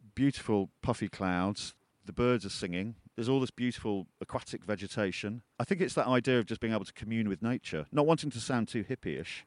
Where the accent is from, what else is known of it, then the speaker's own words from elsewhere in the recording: Peak District, East Midlands, United Kingdom; I was born in the Peak District